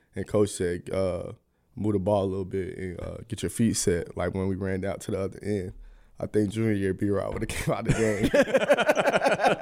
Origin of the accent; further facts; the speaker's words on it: Atlanta, Georgia, United States; moved away; my hometown